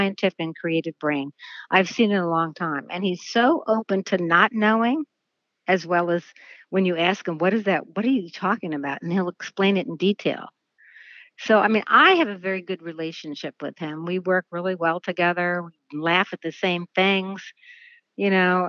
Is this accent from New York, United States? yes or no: yes; New York City, New York, United States; I grew up in New York City and as a dancer